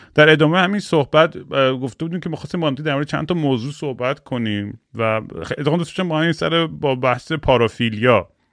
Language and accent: Persian; Iran; moved away; من بچگیام یادم تو ایران